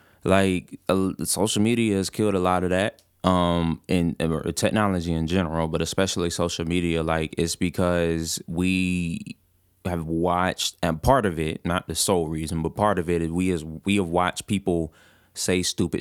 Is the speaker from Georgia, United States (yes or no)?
yes; Atlanta, Georgia, United States; I'm from Atlanta.